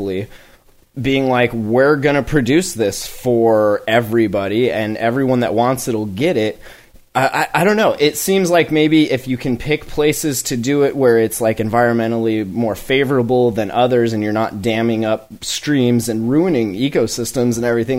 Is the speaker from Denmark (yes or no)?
no; Montana, United States; now in Washington, United States; like I came from Montana to come work in the cannabis industry here in Washington